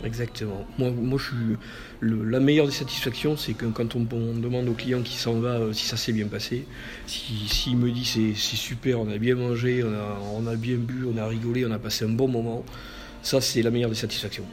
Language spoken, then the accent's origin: French; Béziers, Occitania, France; now in Bordeaux, France; Biterrois, je, suis, né à Béziers, j'ai grandi dans l'Hérault